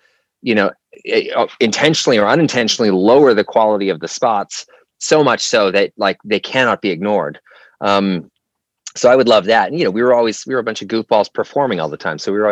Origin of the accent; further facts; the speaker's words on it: Vancouver, British Columbia, Canada; I grew up in Canada, Vancouver, British Columbia specifically